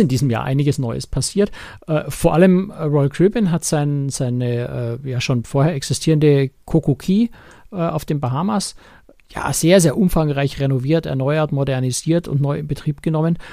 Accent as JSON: {"language": "German", "country": "Germany"}